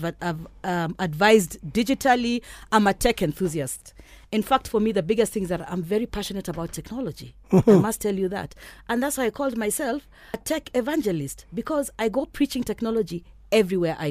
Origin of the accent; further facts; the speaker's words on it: Kenya; I am such a Kenyan. You know, mimi ni Mkenya daima